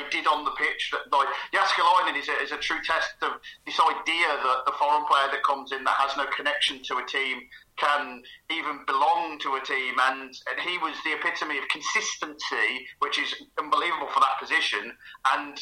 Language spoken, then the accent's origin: English; Birmingham, West Midlands, United Kingdom; accent: Birmingham; my accent, Birmingham City.